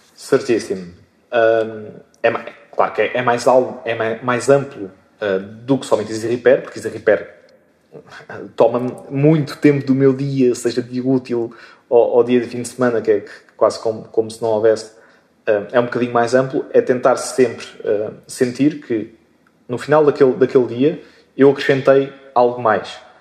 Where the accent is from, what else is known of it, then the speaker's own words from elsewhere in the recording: Moita, Setúbal, Portugal; sou, sou português e, e moitense. Moitense, chamada moita do Ribatejo, mas que, na verdade fica na, na Extremadura, ehm, na, agora conhecida margem sul da, da Grande Lisboa